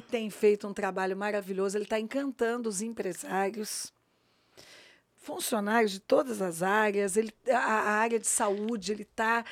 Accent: São Paulo, Brazil; eu sou paulista

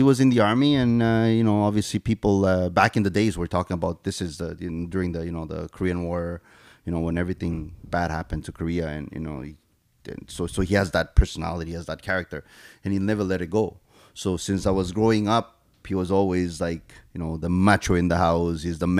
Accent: Argentina; English is a second language; also born or lived in Paraguay / Brazil; So I was born and raised in Argentina, Paraguay, and Brazil, South America.

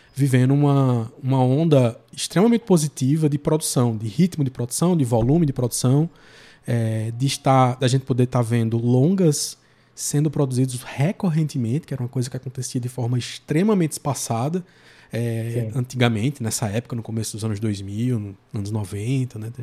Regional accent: João Pessoa, Paraíba, Brazil; daqui de João Pessoa, da, é, da minha terra

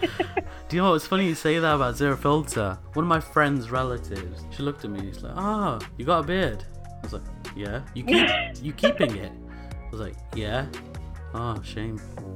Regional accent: United Kingdom; It may not have been firsthand, but how shocking it was for us. Especially growing up in Britain.

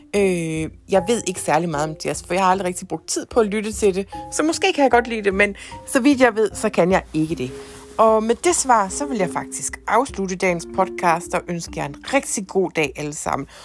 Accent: Ikast, Central Denmark Region, Denmark; moved away as an adult; also born or lived in Herning, Denmark / England; now in Copenhagen, Denmark; Jeg er faktisk fra Danmark, nærmere bestemt IKAST

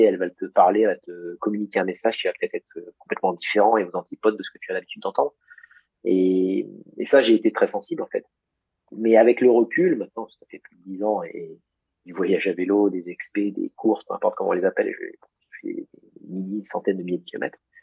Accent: Beauce, Centre-Val de Loire, France; j'ai grandi en Beauce

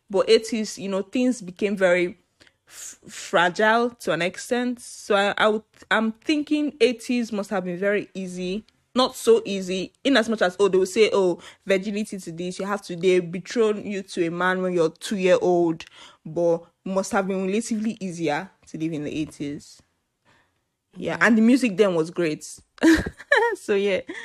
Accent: Nigeria; I'm Nigerian. I'm Igbo, to be precise

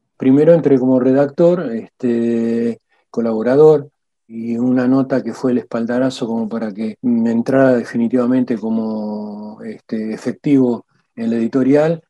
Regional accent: Argentina; also born or lived in Albany, New York, United States

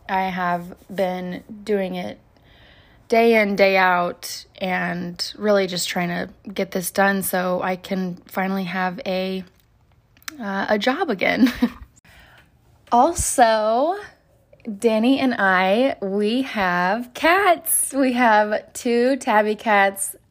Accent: Oklahoma, United States; moved away; I'm originally from Oklahoma, where I have a lot of family

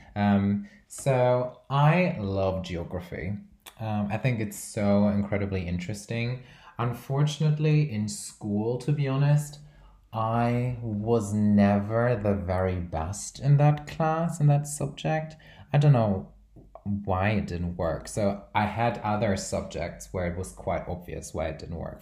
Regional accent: Brazil; I'm from Brazil

